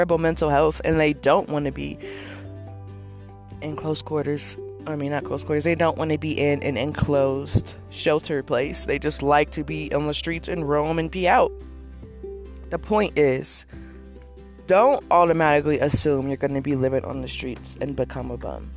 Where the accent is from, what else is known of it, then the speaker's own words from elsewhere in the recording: California, United States; moved away as an adult; I'm born and raised in Cali